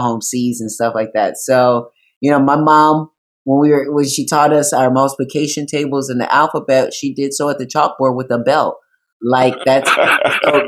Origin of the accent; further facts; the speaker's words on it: Racine, Wisconsin, United States; also born or lived in Kenosha, Wisconsin; I grew up in Racine. I was born in Kenosha